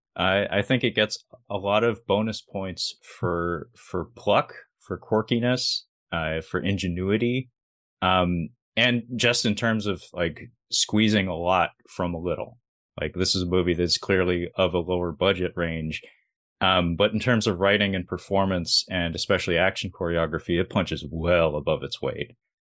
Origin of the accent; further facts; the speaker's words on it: Seattle, Washington, United States; I'm from Seattle